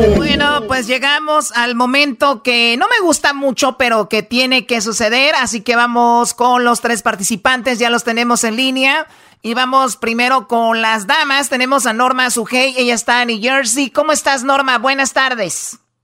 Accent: Mexico; somos mexicanos

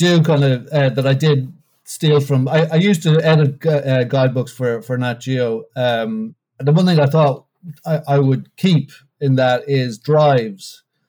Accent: Bray, Leinster, Ireland; also born or lived in Washington, District of Columbia, United States / Bucks County; now in Philadelphia, United States; Bray, which is in County Wicklow, my hometown.

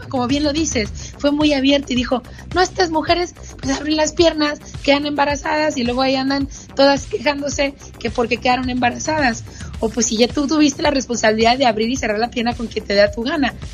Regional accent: Hermosillo, Sonora, Mexico; de Hermosillo, en Sonora, justamente de donde yo soy originaria

